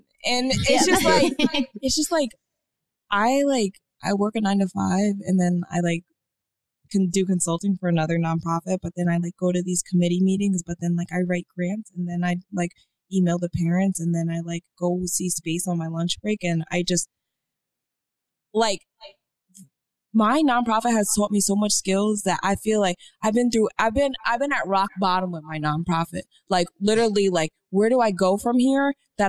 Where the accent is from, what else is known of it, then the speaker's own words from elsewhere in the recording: Miami, Florida, United States; I am from Miami.